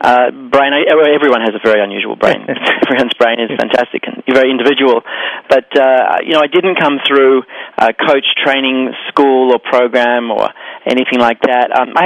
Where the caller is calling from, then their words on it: Sydney, New South Wales, Australia; also born or lived in New York; I'm calling in from Sydney, Australia, and I'm bi-hemispherical, which means I live across both hemispheres. I have a home in Sydney and in New York, and I travel between the two about 5 or 6 times a year.